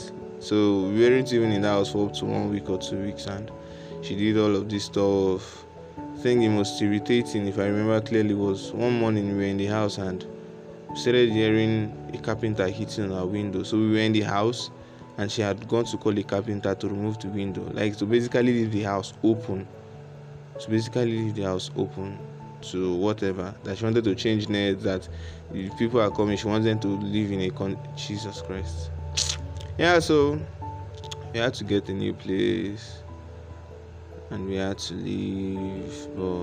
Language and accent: English; Nigeria; now in Ghana; At the end of the day, living in Nigeria, living in Ghana as a Nigerian